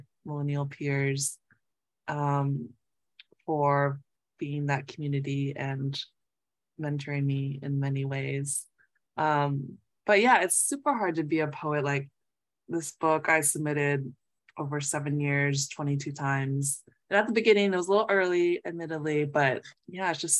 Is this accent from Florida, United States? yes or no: no; Southern California, United States; now in Massachusetts, United States; a fellow Southern California raised poet